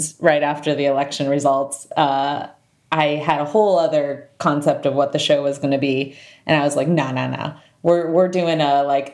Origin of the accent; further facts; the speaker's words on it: Fort Wayne, Indiana, United States; moved away; also born or lived in Chicago; a Fort Wayne, Indiana girl